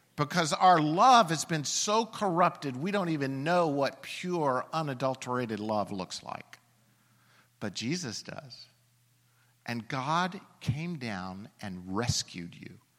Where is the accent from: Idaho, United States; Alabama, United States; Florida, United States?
Alabama, United States; I'm from Alabama